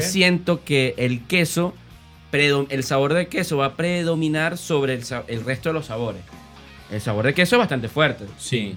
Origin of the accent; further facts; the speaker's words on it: Valencia, Carabobo, Venezuela; also born or lived in Caracas, Venezuela; nosotros como valencianos